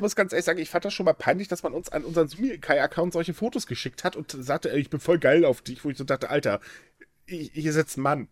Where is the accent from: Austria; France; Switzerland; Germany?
Germany; Hamburg; ich bin Hamburger